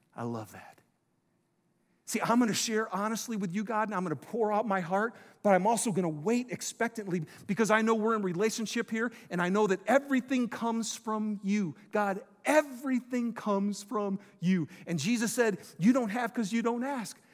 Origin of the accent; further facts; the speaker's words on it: Detroit, Michigan, United States; I'm from Detroit